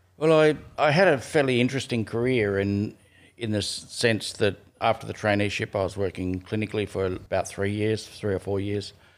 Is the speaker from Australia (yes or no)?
yes; Canberra, Australian Capital Territory, Australia; also born or lived in Gunnedah, New South Wales; we grew up in Canberra